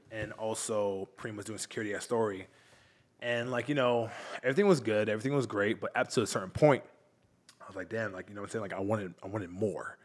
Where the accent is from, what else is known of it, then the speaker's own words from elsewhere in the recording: Long Island, New York, United States; moved away as an adult; now in Miami, United States; I'm from New York originally.